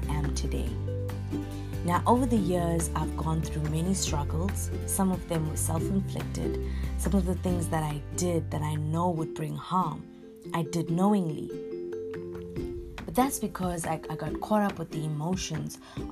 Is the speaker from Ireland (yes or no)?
no; Durban, KwaZulu-Natal, South Africa; I am from Durban, South Africa. I was born and raised here